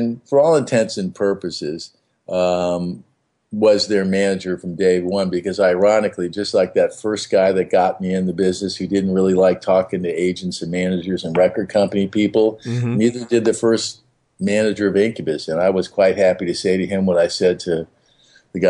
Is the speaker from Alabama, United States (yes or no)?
no; Beverly Hills, California, United States; I grew up in Beverly Hills, but I wasn't a rich kid